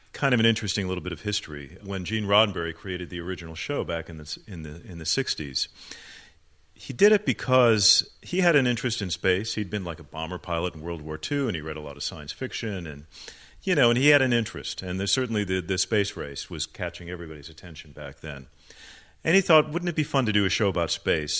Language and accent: English; Phoenix, Arizona, United States; also born or lived in Chicago, Illinois; I was born in Chicago, but when I was uh, seven years old, my family moved to Phoenix, Arizona